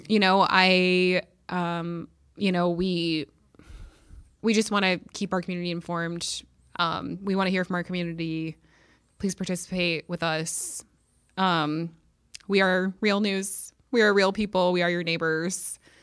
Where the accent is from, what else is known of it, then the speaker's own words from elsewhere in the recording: St. Louis, Missouri, United States; moved away as an adult; also born or lived in Columbia, Missouri; now in Carbondale, United States; I'm from Saint Louis. I grew up in Saint Louis